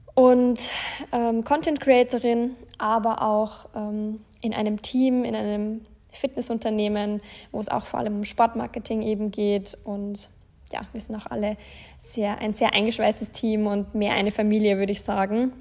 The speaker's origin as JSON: {"language": "German", "town": "Landshut", "region": "Bavaria", "country": "Germany", "tie": "born or raised there", "also_born_or_lived": "Passau / Munich", "moved": "as an adult", "said": "Ich bin in Deutschland in der Nähe von München geboren, also in Bayern in, besser gesagt in Landshut."}